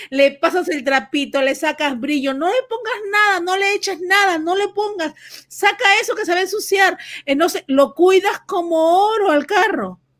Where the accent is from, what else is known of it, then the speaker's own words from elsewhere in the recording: Venezuela; now in United States; Sí, soy venezolana.